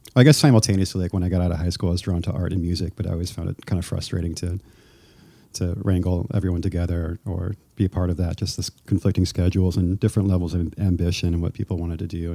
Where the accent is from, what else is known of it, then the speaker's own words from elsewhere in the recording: Missouri, United States; moved away as an adult; also born or lived in Illinois / Chicago, Illinois / Kansas City; now in New York City, United States; I was born in Illinois and then, grew up in Illinois and then Missouri and then went to high school basically in Missouri.